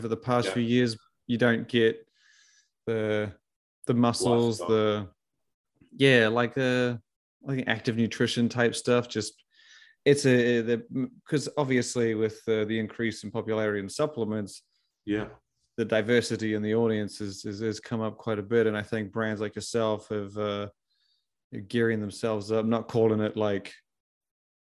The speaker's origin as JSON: {"language": "English", "country": "New Zealand", "said": "we always go back home to New Zealand for Christmas"}